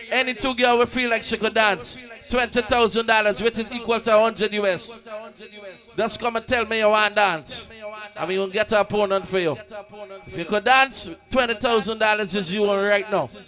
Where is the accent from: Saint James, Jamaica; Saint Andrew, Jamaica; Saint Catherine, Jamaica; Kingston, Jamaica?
Saint Catherine, Jamaica; Portmore; I'm from Portmore